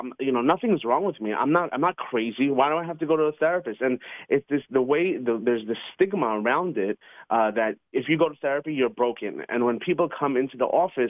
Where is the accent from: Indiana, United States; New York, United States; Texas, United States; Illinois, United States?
New York, United States; New York City; when I was a little kid growing up in Queens, New York